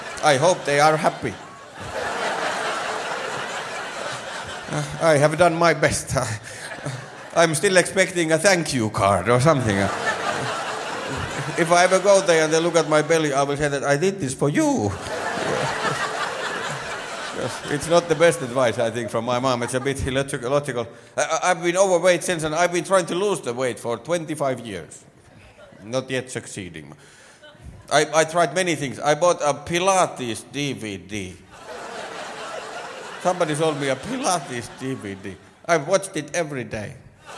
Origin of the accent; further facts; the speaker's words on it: Finland; first language Finnish; English is a second language; I'm from Finland. Yay. I don't know if you noticed, but English is my second language. It is. Normally, I speak Finnish.